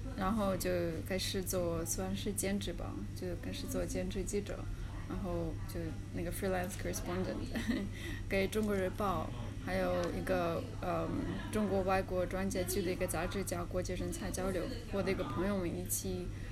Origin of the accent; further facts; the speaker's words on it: Kazan, Tatarstan, Russia; Chinese is a second language; moved away as an adult; now in Beijing, China; 那个本科是在，呃，嘎善那边上的